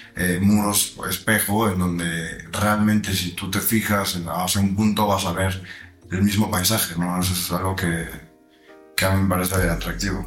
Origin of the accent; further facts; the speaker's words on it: Mexico; como mexicano